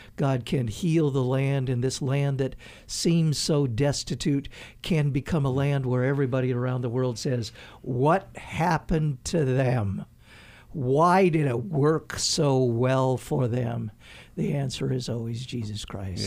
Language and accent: English; United States; moved away; also born or lived in Haiti; As an American